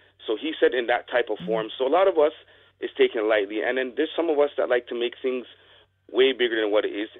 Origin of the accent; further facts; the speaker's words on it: Canada; also born or lived in Jamaica (ancestry); I'm Jamaican background. I'm Canadian-Jamaican.